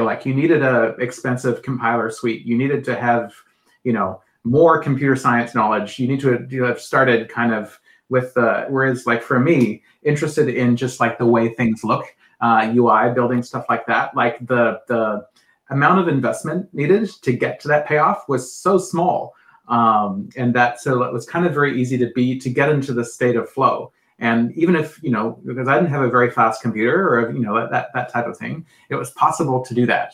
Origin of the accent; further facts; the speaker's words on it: New Zealand; moved away; I grew up in New Zealand